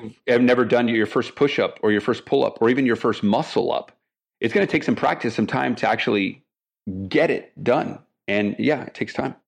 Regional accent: El Paso, Texas, United States; now in Houston, United States; my hometown, El Paso, Texas

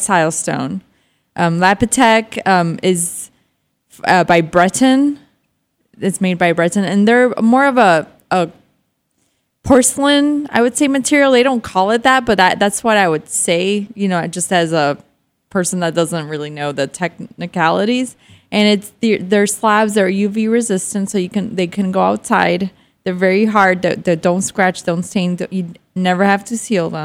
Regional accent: Miami, Florida, United States; also born or lived in Argentina; I grew up in Miami

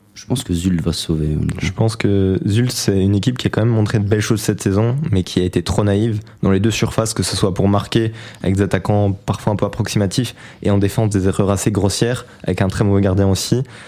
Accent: province of Namur, Wallonia, Belgium; je viens de la province de Namur

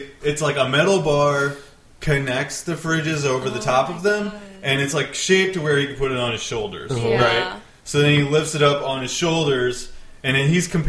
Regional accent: Midwest, United States; We speak normally. We're from the Midwest.

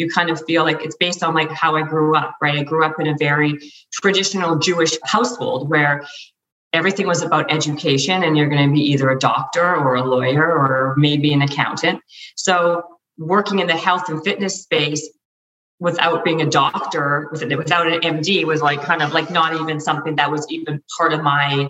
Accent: Canada; now in Los Angeles, United States; I'm in LA, and I'm Canadian. So, and I used to be in Canada

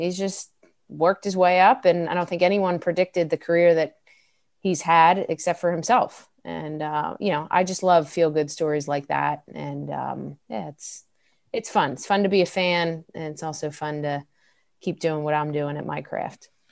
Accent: Delran, New Jersey, United States; growing up in Del Ran, uh, it was South Jersey, very close to Philadelphia

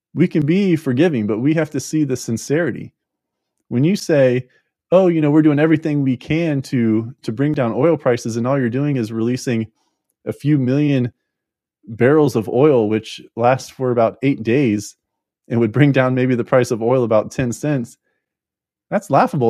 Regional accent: Florida, United States; I'm from Florida

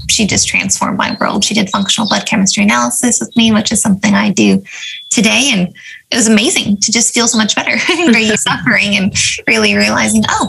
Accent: Avalon, California, United States; I grew up on Catalina Island, which is this little island off the coast of California

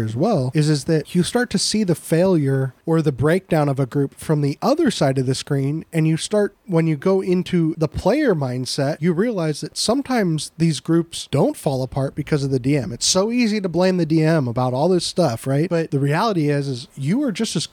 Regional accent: United States; I'm an American and, or a, you know, yeah, an American, live in the United States of America

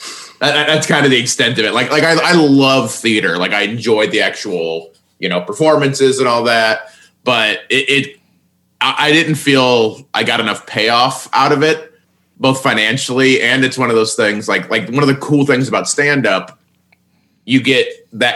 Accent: Indiana, United States; moved away; also born or lived in Terre Haute, Indiana / Los Angeles; Terre Haute, but it's not exactly a bustling metropolis. It's, it's a big Indiana town

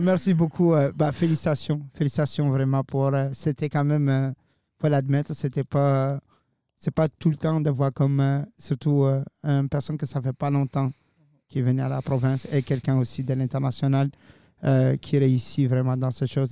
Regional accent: Mauritania; now in Moncton, Canada; chez moi en Mauritanie

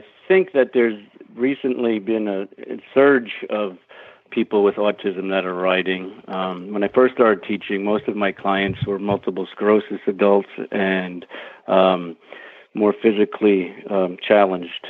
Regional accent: New York City, New York, United States; also born or lived in Northeast Pennsylvania; now in Pennsylvania, United States; I'm originally from Brooklyn, New York.

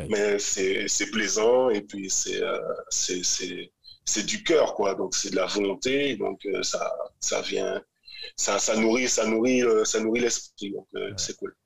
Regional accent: Grand-Camp, Guadeloupe; moved away as an adult; also born or lived in France / Martinique; ma mère martiniquaise, euh, mon père est guadeloupéen, j'ai grandi à Grand Camp.

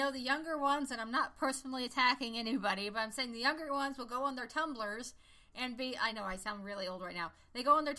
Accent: Midwest, United States; I was from the Midwest

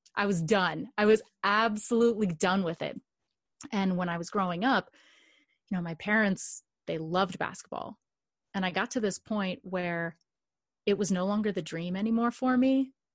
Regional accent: Los Angeles, California, United States; I grew up in Los Angeles or just outside

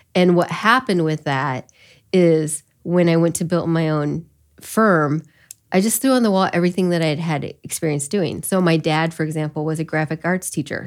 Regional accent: Elkhart County, Indiana, United States; also born or lived in Korea; I grew up in Elkhart County

